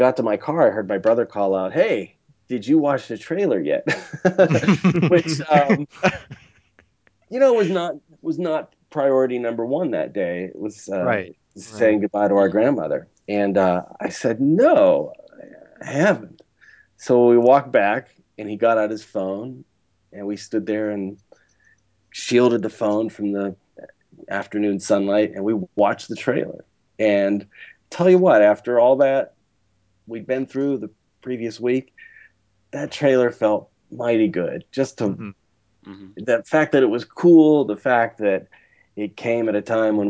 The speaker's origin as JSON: {"language": "English", "town": "Pittsburgh", "region": "Pennsylvania", "country": "United States", "tie": "born or raised there", "moved": "yes", "said": "going back to my hometown, Pittsburgh, seeing my family"}